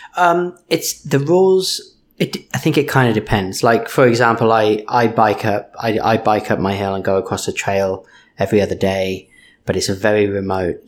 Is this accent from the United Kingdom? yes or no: yes; United Kingdom; moved away; I'm British, I mumble